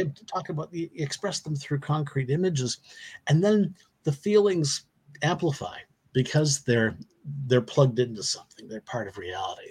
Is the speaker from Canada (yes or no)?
yes; Canada; I come from Canada